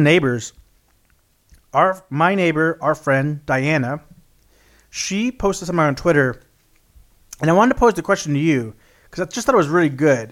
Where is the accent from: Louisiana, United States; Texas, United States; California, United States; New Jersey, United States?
Texas, United States; South; I grew up in South Texas, which is very flat